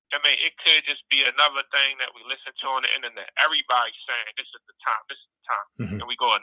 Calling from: Baltimore, Maryland, United States; from Baltimore.

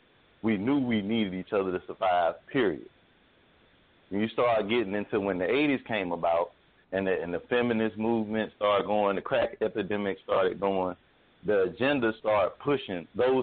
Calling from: Jacksonville, Florida, United States; and I'm calling from Jacksonville, Florida.

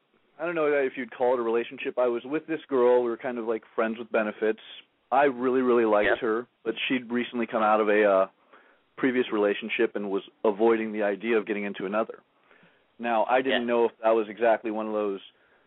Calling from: Oceanside, California, United States; This is … from Oceanside. I called in a few weeks ago.

